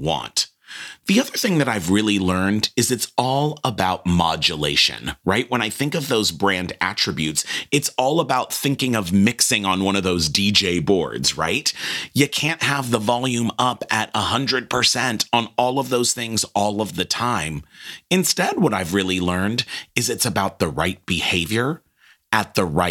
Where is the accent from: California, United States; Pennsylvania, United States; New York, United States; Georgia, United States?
California, United States; Los Angeles; I came from a background of growing up in Los Angeles